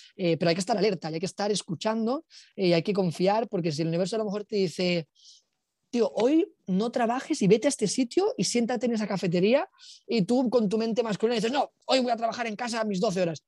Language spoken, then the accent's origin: Spanish; Alicante, Valencian Community, Spain; moved away as an adult; also born or lived in Barcelona; now in Bali, Indonesia; nos mudamos aquí de Barcelona, nos mudamos a Alicante y a partir de mis 9, 10 años